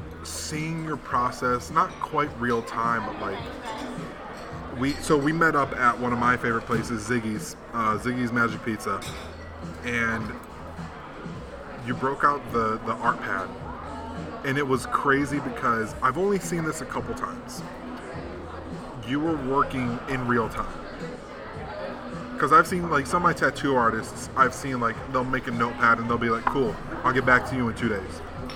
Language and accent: English; Chicago, Illinois, United States; And I'm like, yeah, but like, I'm from Chicago.